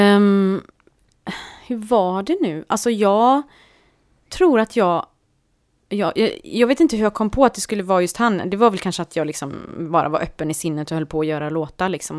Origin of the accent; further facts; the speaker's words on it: Partille, Västra Götaland, Sweden; jag växte upp i Partille